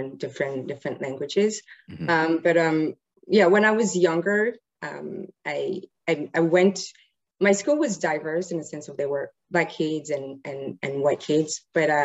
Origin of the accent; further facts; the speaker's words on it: Paris, Île-de-France, France; now in Canada; I was born and raised in Paris. I'm a French Senegalese